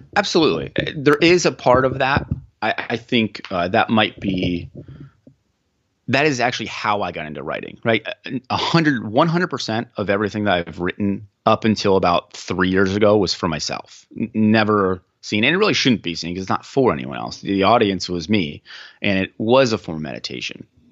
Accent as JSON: {"language": "English", "region": "Central Pennsylvania", "country": "United States", "said": "I'm from the Central Pennsylvania region"}